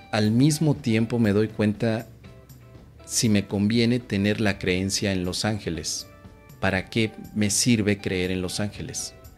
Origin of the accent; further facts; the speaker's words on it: Mexico; soy mexicano y en México